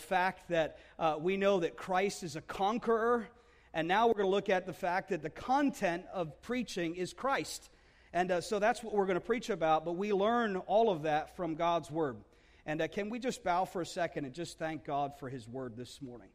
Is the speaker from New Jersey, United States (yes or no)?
yes; New Jersey, United States; we love New Jersey. It's a place where I grew up